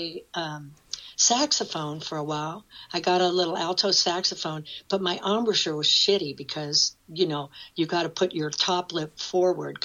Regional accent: Newton, Iowa, United States; I grew up in Newton where they made Maytags. Newton, Iowa

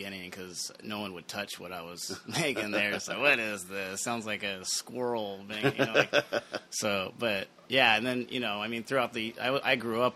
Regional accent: Torrance, California, United States; moved away as an adult; now in San Pedro, United States; I was born in Torrance

